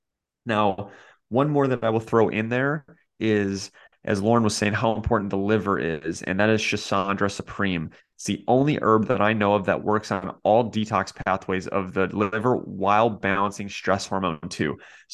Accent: Kentucky, United States; You're like, I grew up in Kentucky. We don't eat oysters around

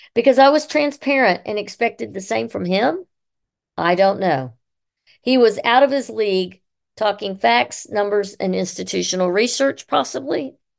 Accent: Columbus, Mississippi, United States; also born or lived in Syracuse, New York / Utah / Maryland / Illinois; I live in Columbus, Mississippi, and attend Saint Paul's Church on occasion, and I am a hip-, public historian. I grew up on Third Avenue South in the Historic District

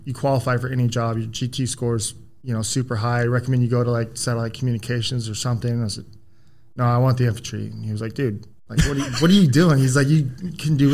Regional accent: Cocoa Beach, Florida, United States; I was born and raised in Florida

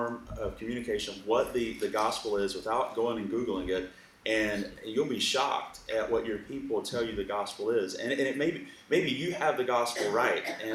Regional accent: Alabama, United States; also born or lived in Eastern North Carolina; now in California, United States; I grew up in the South in Alabama

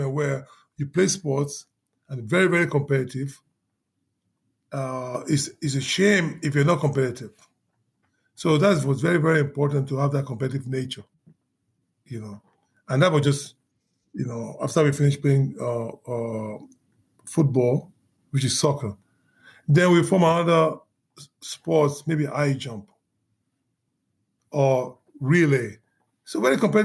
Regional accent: Lagos, Nigeria; now in Houston, United States; I grew up in Lagos, Nigeria. I was born in Lagos, Nigeria

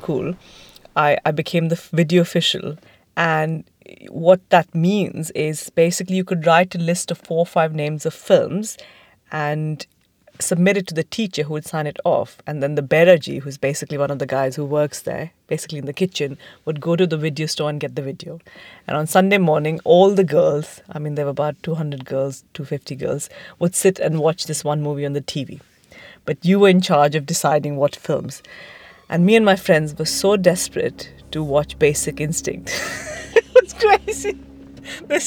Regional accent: Delhi, India; moved away as an adult; also born or lived in United Kingdom / Italy; now in Cape Town, South Africa; I grew up in and around Delhi

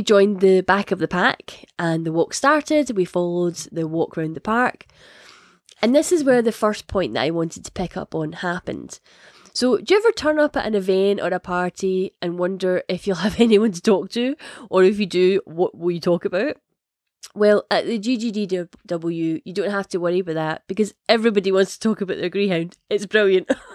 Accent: Scotland, United Kingdom; if it isn't obvious from the accent, I am Scottish.

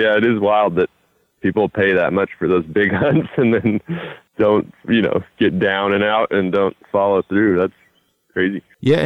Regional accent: North Idaho, United States; I grew up in North Idaho, so it's just 90 miles south of Canada

